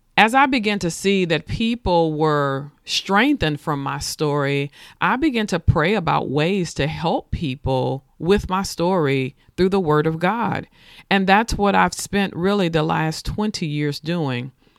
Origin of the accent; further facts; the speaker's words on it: Nashville, Tennessee, United States; I was born and raised in Nashville, Tennessee